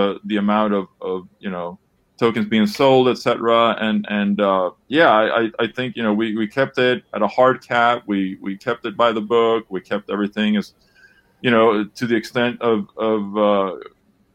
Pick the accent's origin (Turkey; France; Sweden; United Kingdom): Sweden; moved away as an adult; now in Los Angeles, United States; Born and raised in Sweden